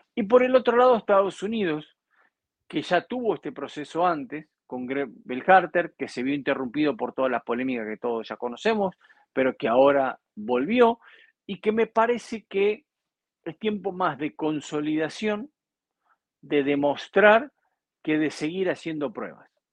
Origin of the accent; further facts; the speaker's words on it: Argentina; en mi país